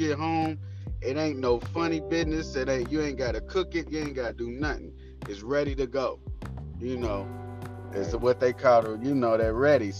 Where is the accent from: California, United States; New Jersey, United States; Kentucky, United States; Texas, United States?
Kentucky, United States; Louisville; I'm from Louisville, Kentucky, and I rep the whole city